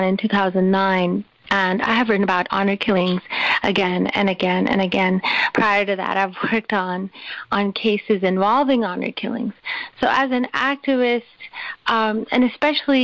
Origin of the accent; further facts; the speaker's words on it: Karachi, Sindh, Pakistan; When I was growing up, I grew up in Karachi in Pakistan